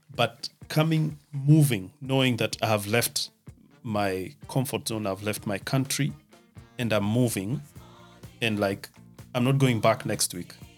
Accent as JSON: {"language": "English", "town": "Nakuru", "region": "Nakuru County", "country": "Kenya", "also_born_or_lived": "Nairobi, Kenya", "moved": "as an adult", "lives_now": "Germany", "said": "I come from Nakuru, the town of the millions of flamingos."}